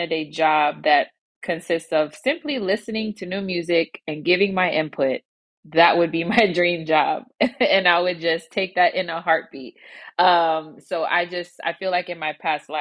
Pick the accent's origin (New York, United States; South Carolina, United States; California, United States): New York, United States; now in Houston, United States; So I am originally from New York. I have been living in Houston now for over 20 years